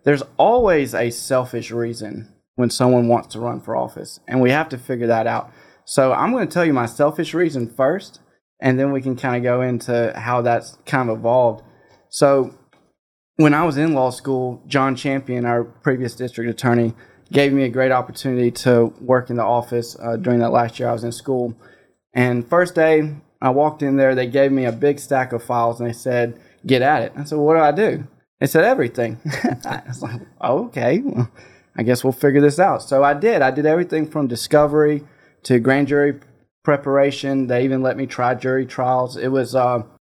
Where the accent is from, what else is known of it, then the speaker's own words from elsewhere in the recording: South Mississippi, United States; moved away as an adult; now in Hernando, United States; I'm originally from South Mississippi